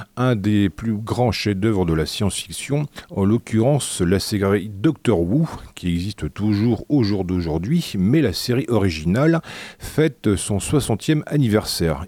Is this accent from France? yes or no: yes; France; accent: Frenchy; mon bel accent Frenchy